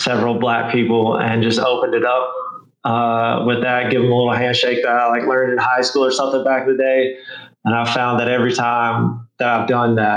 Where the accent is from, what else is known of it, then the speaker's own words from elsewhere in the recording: Arkansas, United States; where I grew up in Arkansas.